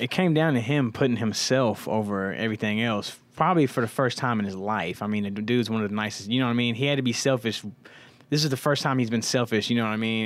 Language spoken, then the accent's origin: English; Indianapolis, Indiana, United States; growing up in Indiana, Indianapolis in particular